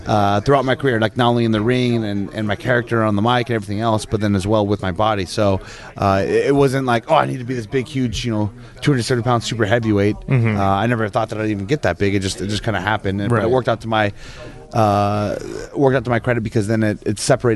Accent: Chico, California, United States; I'm from Northern California. I was raised in Chico, California

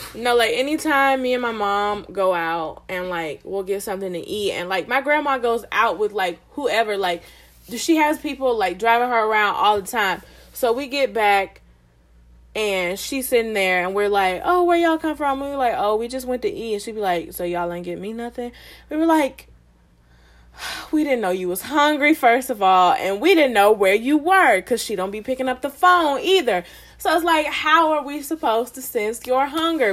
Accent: Atlanta, Georgia, United States; moved away as an adult; I'm from Georgia, like I'm from the South, I'm from Atlanta

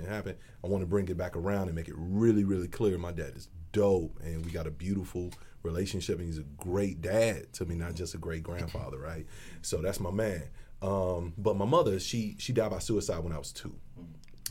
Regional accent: Chicago, Illinois, United States; now in Arizona, United States; Coming from the west side of Chicago, I'm from Independence and Flournoy, Lawndale community.

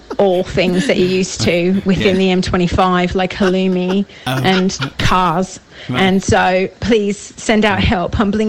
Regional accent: Australia; now in United Kingdom; I grew up in Australia

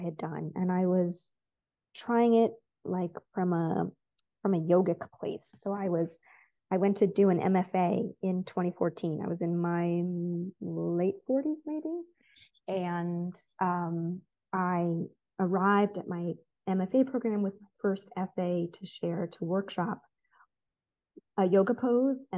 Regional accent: United States; moved away as an adult; also born or lived in Haifa, Israel; now in Israel; I grew up as an American Reform Jew

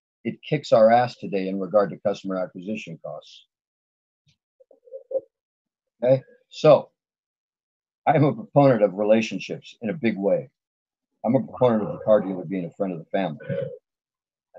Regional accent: Los Angeles, California, United States; I grew up in the San Fernando Valley with Galpin Ford

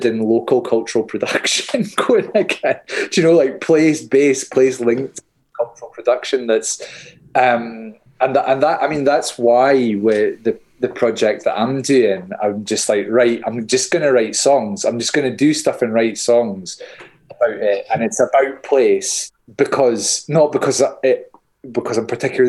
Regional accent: Hawick, Scotland, United Kingdom; I'm being from Hoyk, the common riding like that we have

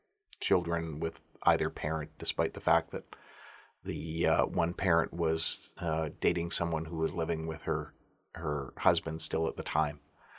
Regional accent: Alberta, Canada; I'm from Alberta.

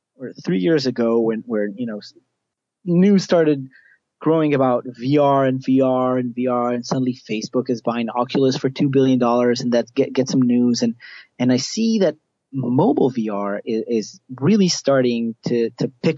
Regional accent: a small kibbutz in the south of Israel, Southern District, Israel; moved away; I originally am from Israel, from a small kibbutz down in the south of Israel where I grew up most of my life

